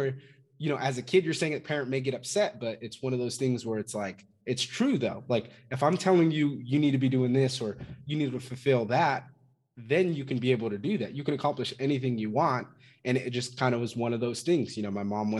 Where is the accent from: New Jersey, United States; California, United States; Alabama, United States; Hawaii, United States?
California, United States; Fresno; I'm originally from Fresno, California. Grew up there.